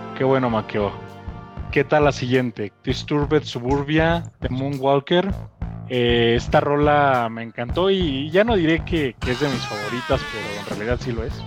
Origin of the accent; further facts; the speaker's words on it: Mexico; acá en nuestro país, en México